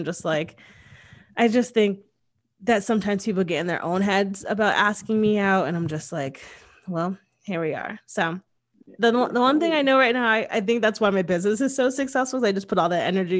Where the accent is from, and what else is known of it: Connecticut, United States